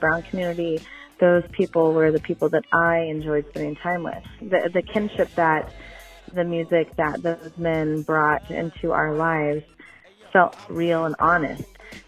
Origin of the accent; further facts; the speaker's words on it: Camas, Washington, United States; I'm calling from Camas, Washington.